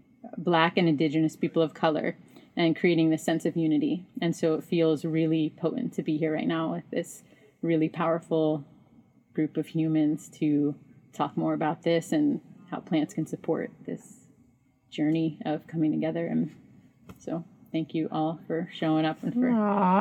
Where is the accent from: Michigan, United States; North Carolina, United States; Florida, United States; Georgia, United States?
Florida, United States; also born or lived in Big Island, Hawaii; now in Hawaii, United States; I grew up in Florida